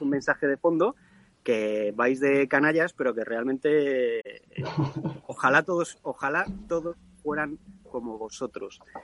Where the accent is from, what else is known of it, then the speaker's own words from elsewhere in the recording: Spain; yo sigo siendo español